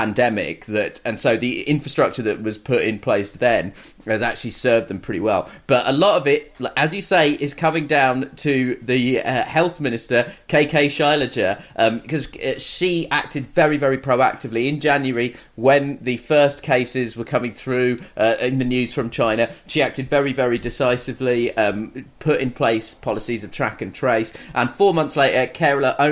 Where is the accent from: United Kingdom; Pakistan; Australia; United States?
United Kingdom; I'm a British man